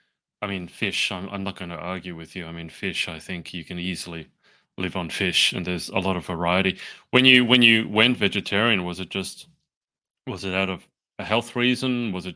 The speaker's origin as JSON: {"language": "English", "country": "Australia", "said": "I'm from Australia."}